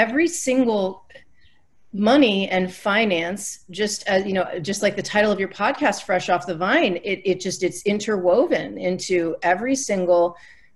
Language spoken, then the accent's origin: English; Northeast, United States; I grew up in the Northeast